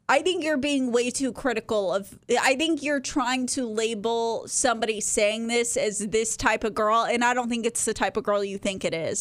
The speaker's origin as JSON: {"language": "English", "region": "Texas", "country": "United States", "said": "I'm from Texas"}